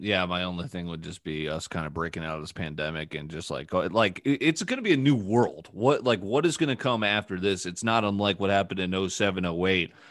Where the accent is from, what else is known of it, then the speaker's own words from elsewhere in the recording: New Canaan, Connecticut, United States; I was born in New Canaan